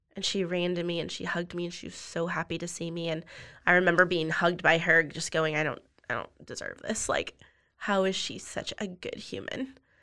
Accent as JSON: {"language": "English", "town": "Austin", "region": "Texas", "country": "United States", "also_born_or_lived": "Colorado / Dripping Springs, Texas", "lives_now": "Waco, United States", "said": "I'm from the South Austin area"}